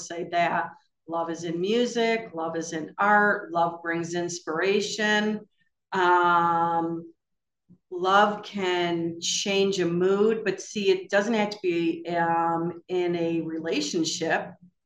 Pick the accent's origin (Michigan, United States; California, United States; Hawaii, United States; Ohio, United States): Michigan, United States; I'm from Michigan